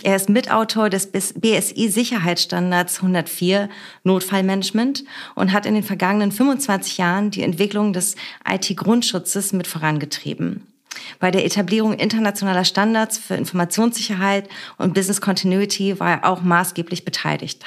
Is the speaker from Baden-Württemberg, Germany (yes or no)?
no; Berlin, Germany; born or raised there